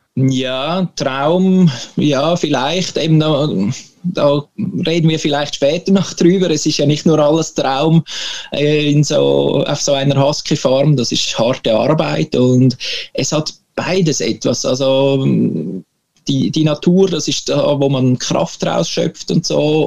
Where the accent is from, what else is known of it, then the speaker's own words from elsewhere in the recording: Switzerland; moved away as an adult; now in Sweden; Für uns Schweizer